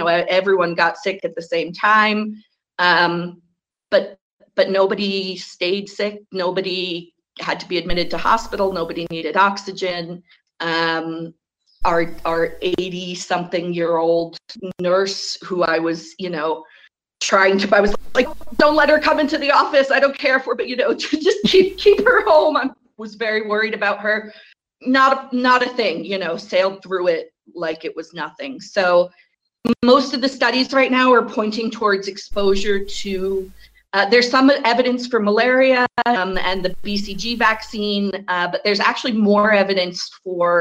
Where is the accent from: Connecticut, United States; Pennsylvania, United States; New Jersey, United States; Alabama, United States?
Connecticut, United States; I'm coming from Connecticut, which is in kind of a funny position